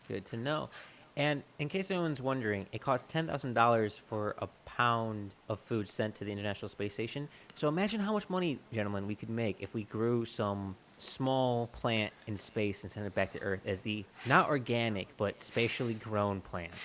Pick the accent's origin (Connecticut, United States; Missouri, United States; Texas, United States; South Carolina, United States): Texas, United States; I'm a Texan.